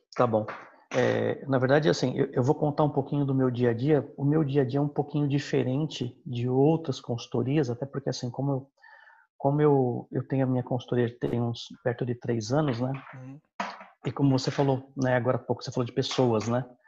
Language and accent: Portuguese; São Bernardo do Campo, São Paulo, Brazil; now in Osasco, Brazil; eu sou natural da BC